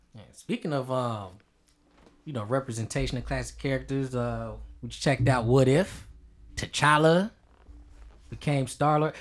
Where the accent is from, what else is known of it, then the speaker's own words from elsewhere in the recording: United States; we're American